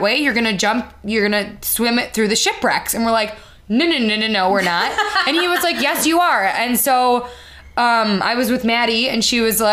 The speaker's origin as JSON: {"language": "English", "town": "Chicago", "region": "Illinois", "country": "United States", "said": "I'm from Chicago."}